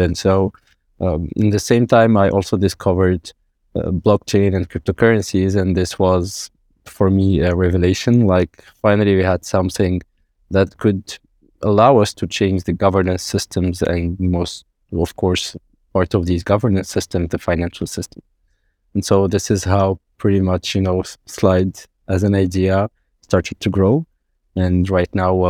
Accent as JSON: {"language": "English", "country": "Morocco", "tie": "born or raised there", "also_born_or_lived": "Qatar / Oman", "second_language": "English", "moved": "as an adult", "said": "I was born in Qatar, then we went to Oman, then Morocco. Then again, you know, after high school, I went to France."}